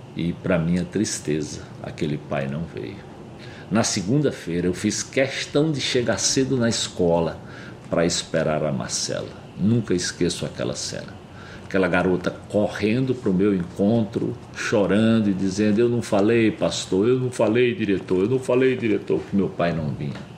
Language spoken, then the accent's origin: Portuguese; Pernambuco, Brazil; moved away as an adult; also born or lived in São Paulo; eu sou nordestino, como eles disseram, lá de Pernambuco. E criado bem no sertão